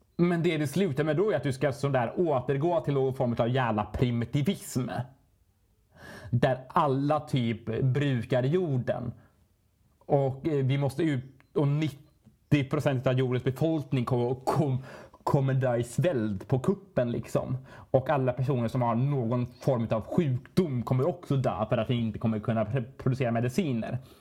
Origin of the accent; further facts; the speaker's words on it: Sweden; vi svenskar